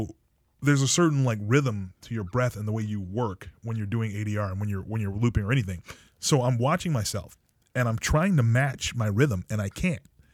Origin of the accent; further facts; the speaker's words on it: Natick, Massachusetts, United States; I grew up in Natick, Massachusetts